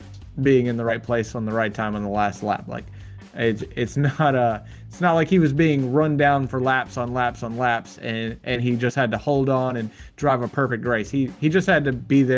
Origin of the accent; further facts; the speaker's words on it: Atlanta, Georgia, United States; my hometown track that matters so much to me